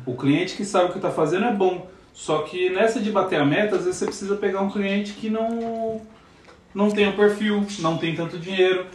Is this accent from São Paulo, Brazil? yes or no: yes; São Paulo, Brazil; moved away as an adult; now in Portugal; eu sou de São Paulo, quando eu falo que eu sou de São Paulo é, é tipo meio complicado, porque tipo. Eu cresci, eu sou do Jaraguá, Zona Oeste de São Paulo